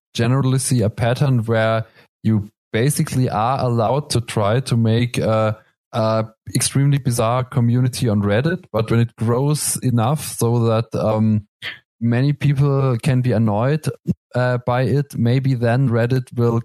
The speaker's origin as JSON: {"language": "English", "country": "Germany", "accent": "German", "second_language": "English", "said": "I hope my German accent isn't too bad."}